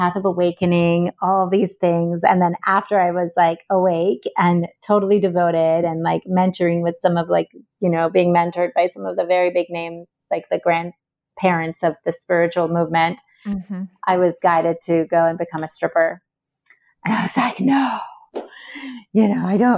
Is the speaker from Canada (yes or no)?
no; Iran; moved away; I was born and raised in Iran